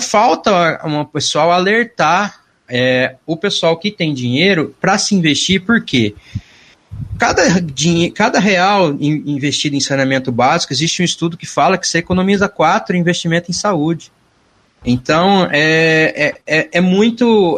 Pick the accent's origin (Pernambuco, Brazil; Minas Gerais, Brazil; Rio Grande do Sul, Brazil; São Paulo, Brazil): São Paulo, Brazil; Mirassol; also born or lived in São José do Rio Preto; Eu sou importado, eu sou de Mirassol, não sou de Rio Preto